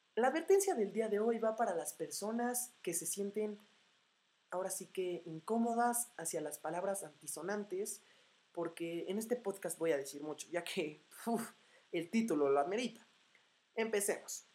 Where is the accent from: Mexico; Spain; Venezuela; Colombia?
Mexico; Morelia, Michoacán; now in Puebla, Mexico; soy de Morelia, Michoacán